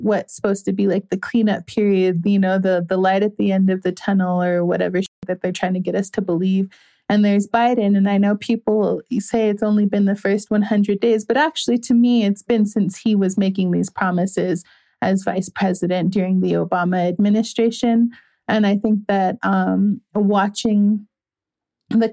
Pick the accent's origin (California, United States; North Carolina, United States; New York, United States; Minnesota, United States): Minnesota, United States; Minneapolis; I grew up in Minneapolis